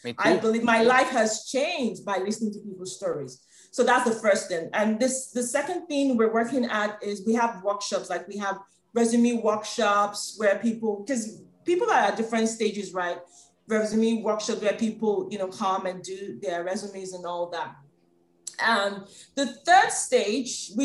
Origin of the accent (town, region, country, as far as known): Nigeria